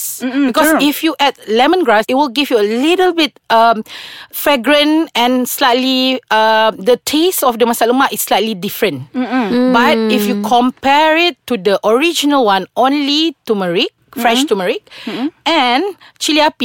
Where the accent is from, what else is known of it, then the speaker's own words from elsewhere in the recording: Sarawak, Malaysia; I'm from Sarawak